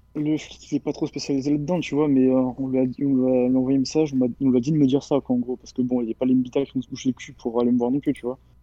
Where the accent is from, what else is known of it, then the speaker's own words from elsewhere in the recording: near Bordeaux, Nouvelle-Aquitaine, France; j'ai 17 ans, je viens des alentours de Bordeaux